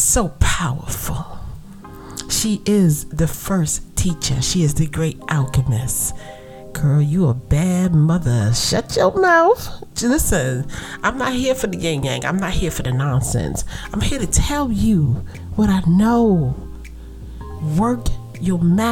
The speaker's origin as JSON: {"language": "English", "town": "New York City", "region": "New York", "country": "United States", "accent": "Brooklyn vernacular", "said": "I'm from Brooklyn"}